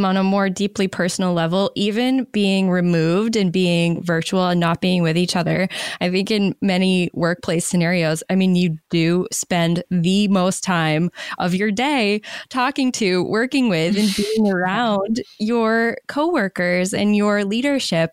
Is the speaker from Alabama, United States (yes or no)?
no; Maine, United States; moved away; I moved back to my home state of Maine during the pandemic.